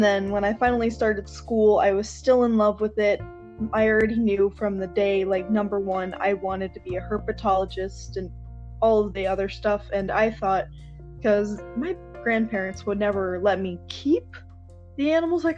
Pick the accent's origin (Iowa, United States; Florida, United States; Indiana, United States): Florida, United States; the Everglades; I grew up in the Everglades